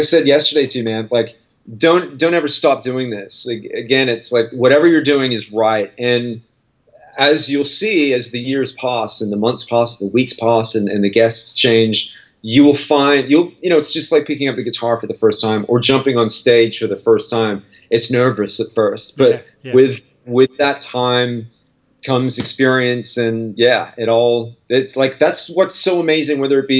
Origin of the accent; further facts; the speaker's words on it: Australia; now in United States; I'm Australian